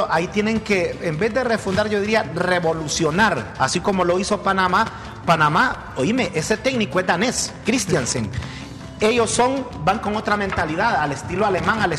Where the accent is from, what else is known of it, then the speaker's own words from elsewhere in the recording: Honduras; soy de Honduras.